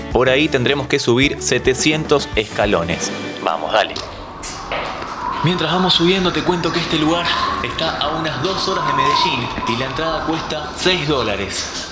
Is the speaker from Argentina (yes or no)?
yes; Argentina; en Argentina al menos conocemos como hamacas paraguayas